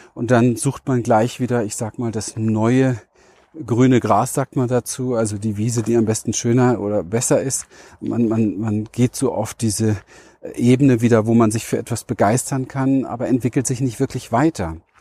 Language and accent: German; Berlin, Germany; wo ich herkomme, ja. Berliner Mauer, Kind gespielt zwischen Mülltonnen